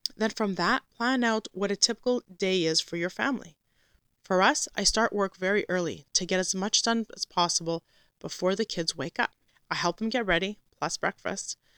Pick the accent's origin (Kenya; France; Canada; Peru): Canada; a Canadian Christian Orthodox homeschooling mother that also works